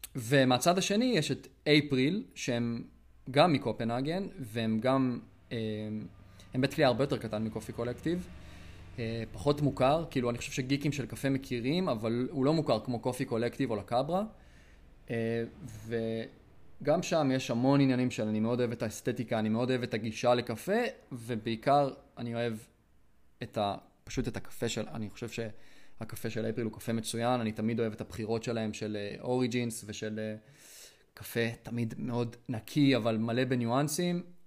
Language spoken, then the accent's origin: Hebrew; Israel; אני ארץ ישראלי